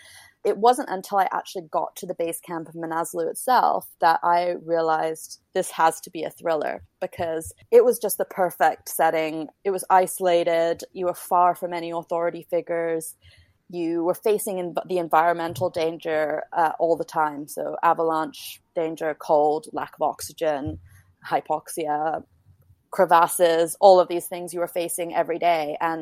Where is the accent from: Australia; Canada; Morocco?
Canada; now in London, United Kingdom; although I'm Canadian, I have a British passport, and kind of the centers for publishing really are New York and London. So I thought I would go to London, take advantage of my ability to work over here.